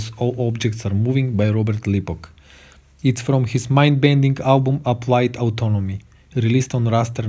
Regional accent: North Macedonia; I'm coming from Macedonia.

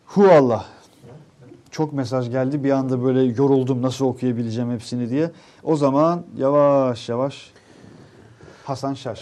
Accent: İnegöl, Bursa, Turkey; kurtuluş günü olan İnegöl'den

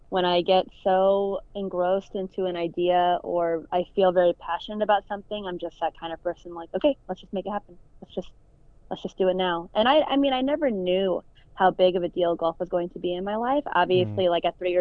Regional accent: Illinois, United States; I was born and raised in Illinois

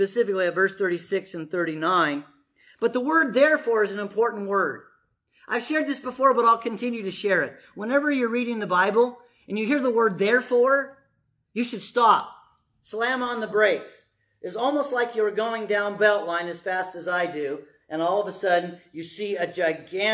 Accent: United States; I'm an American

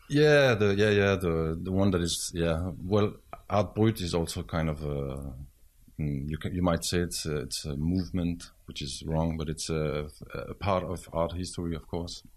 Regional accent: Switzerland; moved away; I was raised in Switzerland

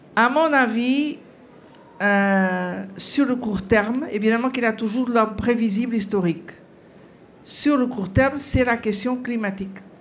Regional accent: Portugal; je suis portugaise

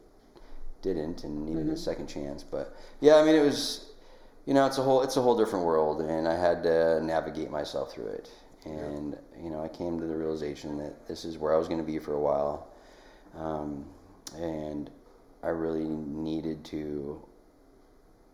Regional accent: Nikiski, Alaska, United States; moved away as an adult; also born or lived in Colorado; I grew up here on the Kenai Peninsula in Nikiski and graduated from Nikiski High School in 1996

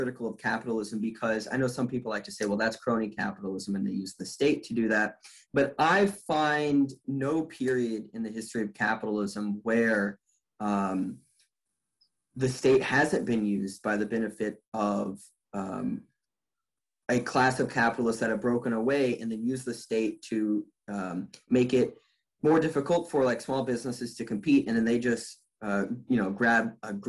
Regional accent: United States; growing up in the United States

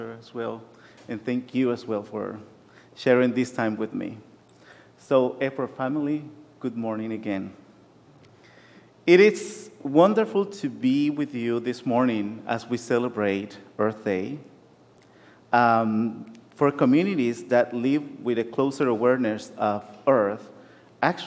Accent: Nicaragua; moved away; Growing up in Nicaragua

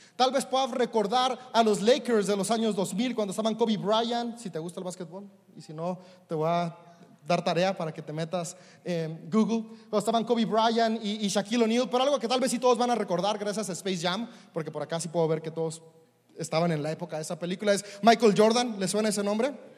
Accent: Mexico; como buen mexicano

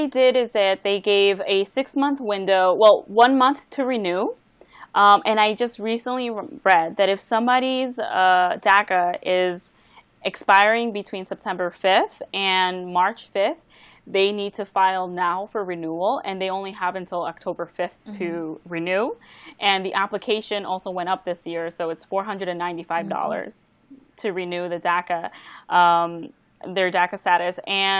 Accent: Bahamas; now in United States; I was from Bahamas, so technically I'm from there. It's only my parents who are of Latino descent, you know, and I have now their facial features.

